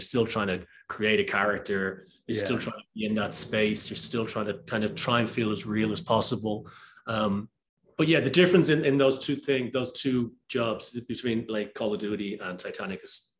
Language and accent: English; Ireland; Am I going to get destroyed for doing a crappy Irish accent? And I'm actually Irish.